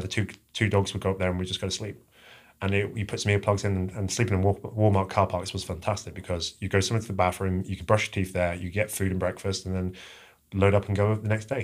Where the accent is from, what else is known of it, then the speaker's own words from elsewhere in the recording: England, United Kingdom; moved away; I'm originally from, uh, England